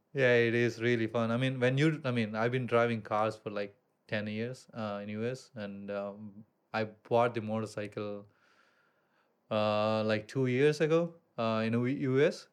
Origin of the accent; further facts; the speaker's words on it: India; moved away as an adult; also born or lived in Columbus, Ohio, United States; now in Bali, Indonesia; I grew up in India